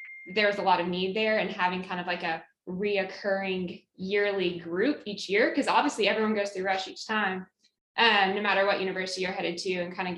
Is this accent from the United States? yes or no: yes; Knoxville, Tennessee, United States; moved away as an adult; also born or lived in Auburn, Alabama; I'm from Knoxville, Tennessee, was born and raised there, and then left one college hometown for another to head to Auburn on the plains